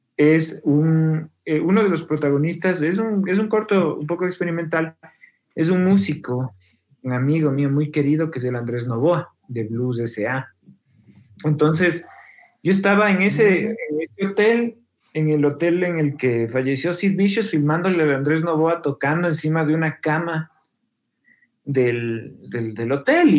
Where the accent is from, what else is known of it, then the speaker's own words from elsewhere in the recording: Quito, Pichincha, Ecuador; yo como quiteño